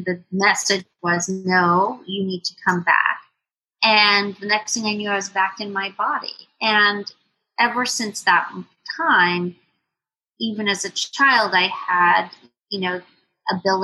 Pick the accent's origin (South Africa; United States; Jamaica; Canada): Jamaica; moved away; born and raised in Jamaica, West Indies. My parents moved to Jamaica after the revolution in Cuba. So they are both Cuban